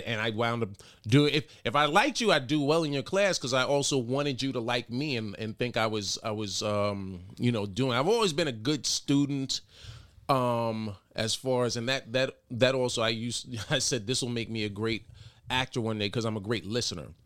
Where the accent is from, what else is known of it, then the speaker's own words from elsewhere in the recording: New York City, New York, United States; also born or lived in Mount Vernon, New York; Grew up in, uh, the Bronx, born in the Bronx, raised Mount Vernon, New York